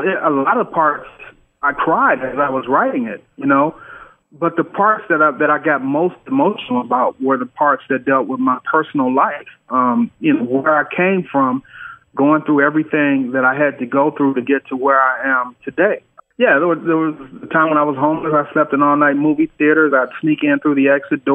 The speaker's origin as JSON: {"language": "English", "town": "Detroit", "region": "Michigan", "country": "United States", "tie": "born or raised there", "also_born_or_lived": "California", "moved": "as an adult", "said": "growing up in Detroit"}